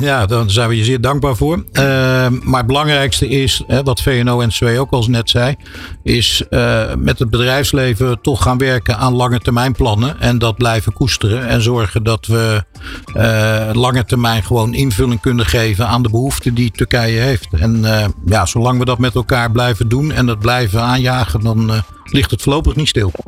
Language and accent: Dutch; Netherlands; also born or lived in Turkey (ancestry); wij als Nederlanders hè, en als Turkse Nederlanders